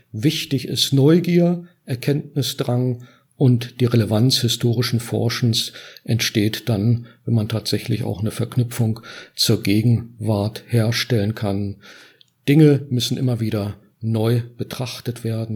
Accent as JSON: {"language": "German", "region": "Northern Germany", "country": "Germany", "tie": "born or raised there", "said": "bin norddeutsch äh, äh, sozialisiert und realisiert"}